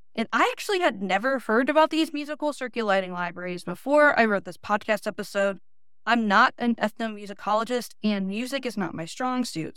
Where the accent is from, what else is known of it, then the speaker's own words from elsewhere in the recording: United States; I'm really spoiled as an American